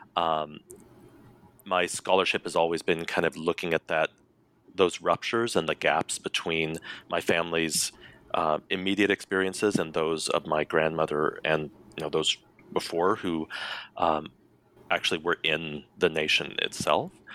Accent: Colorado, United States; I was raised, born and raised in Colorado

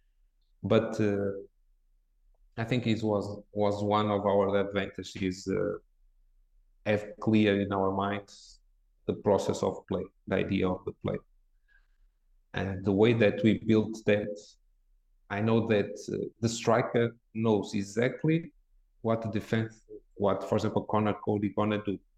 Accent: Porto, Norte, Portugal; English is a second language; moved away as an adult; also born or lived in England; now in Porto, Portugal; I grew up here in Porto in a club in the fourth division in my town

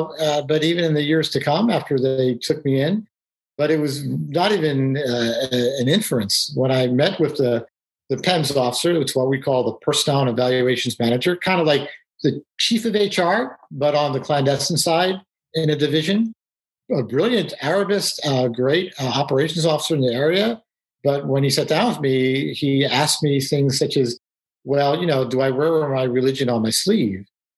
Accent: New York City, New York, United States; So I grew up in New York City, and I'm Jewish, but, rather secular

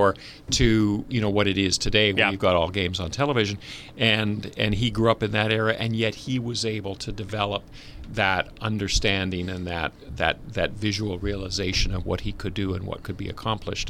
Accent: Vancouver, British Columbia, Canada; I was growing up in Vancouver

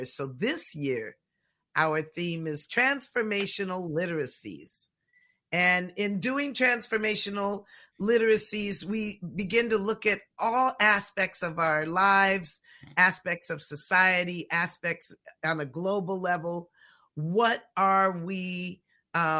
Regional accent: Pacific Northwest, United States; born and raised in the Pacific Northwest

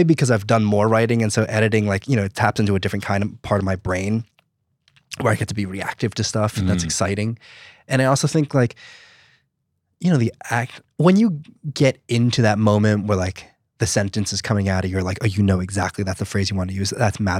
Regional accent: New Jersey, United States; I'm from New Jersey. Okay. And so I grew up surrounded

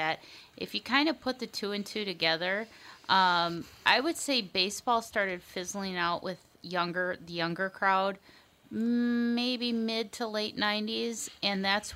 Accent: Bloomington, Minnesota, United States; I grew up in Bloomington, and, if you were a Bloomington kid, you went to Miss Betty's Nursery School

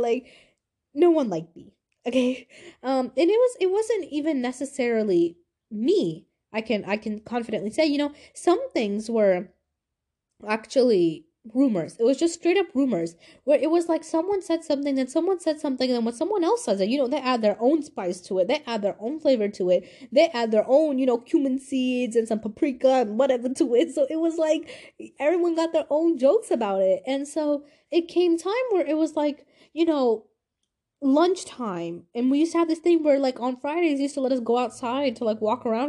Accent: Pakistan; I hated my culture. I hated being Pakistani. I was like, why am I Pakistani? Why am I different?

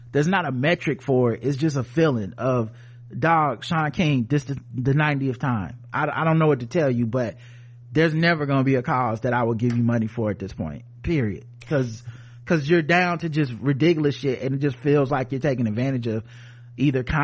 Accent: Midwest, United States; I'm from the Midwest, family from New York and Pennsylvania.

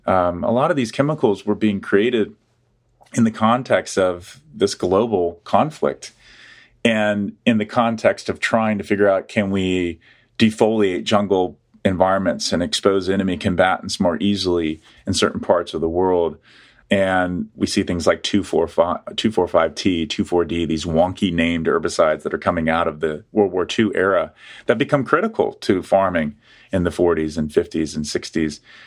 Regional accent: Atlanta, Georgia, United States; moved away as an adult; now in Ohio, United States; I grew up in Atlanta, Georgia. I was born in the city that Coke was born

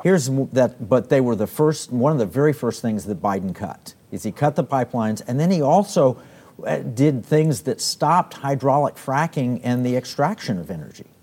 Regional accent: Oklahoma, United States; now in Texas, United States; I grew up in Oklahoma, uh, and, and I live in Texas

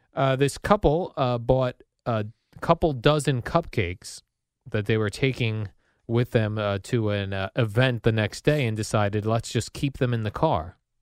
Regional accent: Woodbridge, New Jersey, United States; I grew up in the Woodbridge, uh, Colonia area

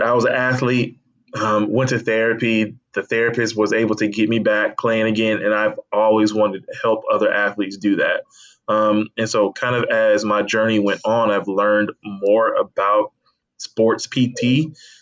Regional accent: Tallahassee, Florida, United States; also born or lived in Atlanta area, Georgia / Alabama; I moved to Tallahassee around the age of 11 or 12, and so I kind of grew up in Tallahassee, Florida.

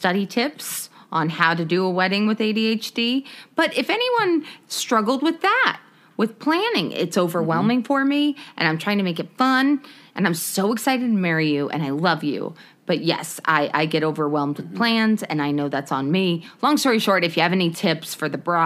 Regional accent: Corona, California, United States; I was raised in Corona, which in the show is a ghetto

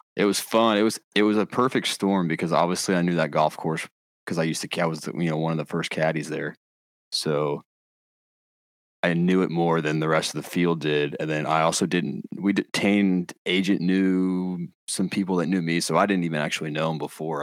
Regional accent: North Carolina, United States; born and raised in North Carolina.

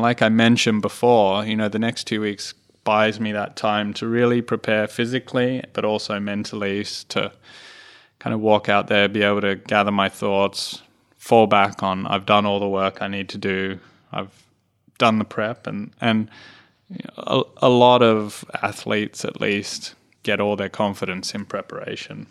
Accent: Australia; I'm a proud Australian

